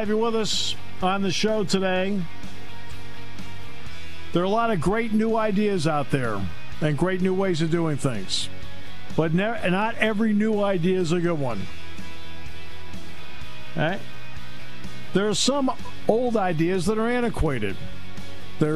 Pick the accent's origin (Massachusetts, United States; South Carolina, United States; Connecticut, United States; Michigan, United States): Connecticut, United States; moved away; when I was a kid, I grew up in Connecticut.